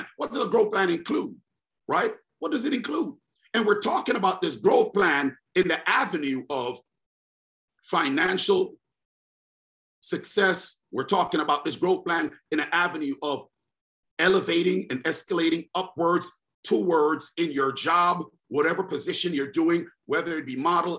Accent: New York City, New York, United States; I'm in the NYC. That's my hometown

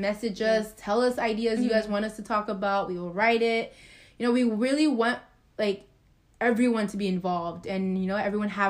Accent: Texas, United States; We don't know so much, but we are from Texas, so we all get so hyped when it's like a baseball game or a football game or a basketball game.

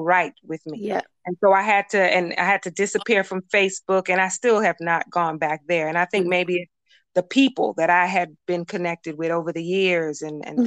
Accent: Miami, Florida, United States; I'm from Miami

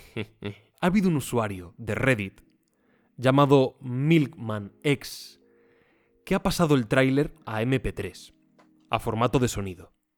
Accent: Sierra de Gata, Extremadura, Spain; Trevejo, Sierra de Gata, que es donde yo nací, donde me he criado, la, comarca

